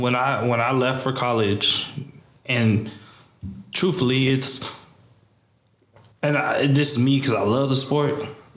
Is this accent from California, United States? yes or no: yes; Seaside, California, United States; moved away as an adult; and I came from Seaside.